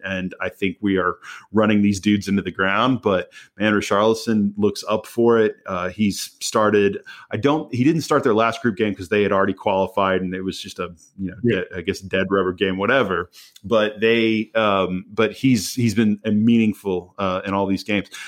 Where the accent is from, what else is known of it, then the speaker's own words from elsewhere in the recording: United States; as an American